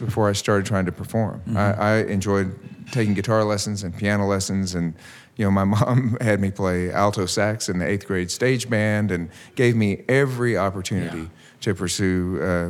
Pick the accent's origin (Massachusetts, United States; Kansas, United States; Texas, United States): Texas, United States; Gulf Coast of; growing up on the Gulf Coast of Texas, on the Gulf Coast plain down there